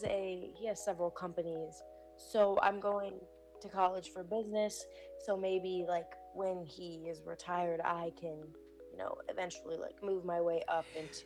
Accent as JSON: {"language": "English", "town": "Livonia", "region": "Michigan", "country": "United States", "tie": "born or raised there", "said": "It's like down by the border of Ohio. It's called Liviona."}